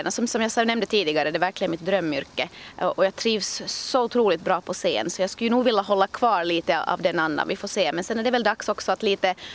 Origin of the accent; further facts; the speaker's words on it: Stockholm, Stockholm County, Sweden; born there; jag är född i Stockholm och har fortfarande en hel del släkt där och kusiner